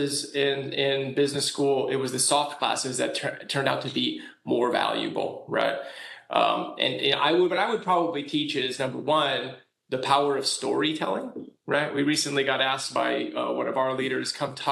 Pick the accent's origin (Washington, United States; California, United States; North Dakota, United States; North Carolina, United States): California, United States; I'm from California. Here we kind of just move on from earthquakes